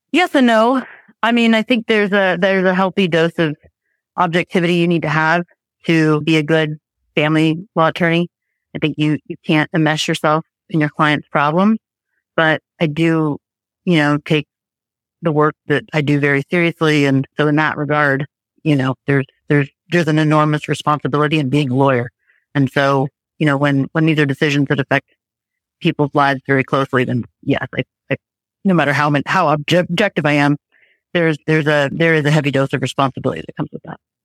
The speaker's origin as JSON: {"language": "English", "town": "Los Angeles", "region": "California", "country": "United States", "tie": "born or raised there", "moved": "as an adult", "lives_now": "Marin County, United States", "said": "Born and raised in Tarzana, Woodland Hills, Encino area"}